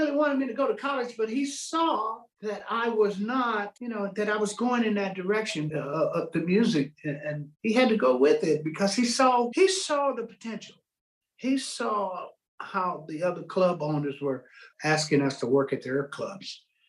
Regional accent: West Virginia, United States; And I'm from West Virginia originally, anyway. And I was born by the river, you know.

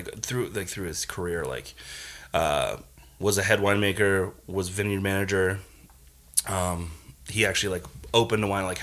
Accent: Bay Area, California, United States; I grew up in the Bay Area

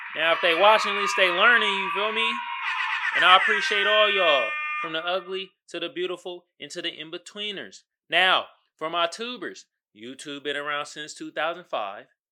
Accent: United States; us as Black American

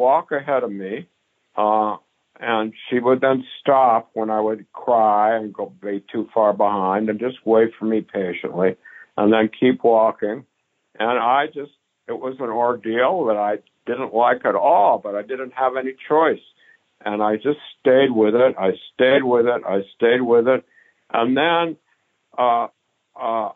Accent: Palo Alto, California, United States; now in Minneapolis, United States; I grew up in Palo Alto

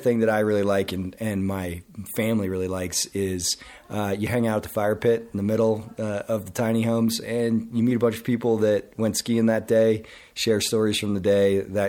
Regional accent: Grand Junction, Colorado, United States; Marketing and Sales Director, and I'm from Grand Junction, Colorado.

